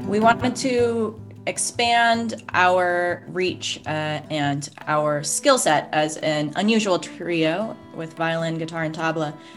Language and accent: English; Oregon, United States; I'm from Oregon